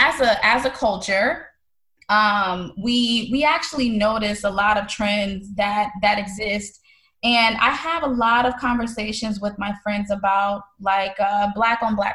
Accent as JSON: {"language": "English", "town": "St. Louis", "region": "Missouri", "country": "United States", "tie": "born or raised there", "also_born_or_lived": "Haiti", "moved": "as an adult", "lives_now": "Florida, United States", "said": "I was born in Haiti, raised in St. Louis, Missouri, and then I moved to Florida almost 8 years ago."}